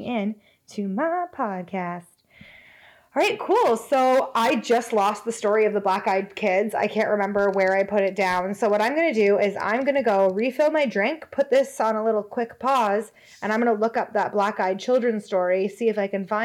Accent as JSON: {"language": "English", "town": "Hamilton", "region": "Ontario", "country": "Canada", "tie": "born or raised there", "said": "my hometown, Hamilton."}